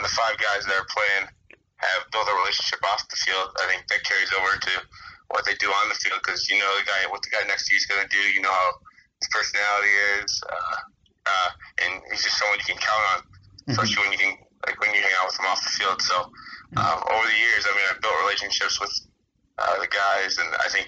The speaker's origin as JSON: {"language": "English", "region": "Michigan", "country": "United States", "tie": "born or raised there", "said": "growing up in Michigan, you grew up a Lions fan."}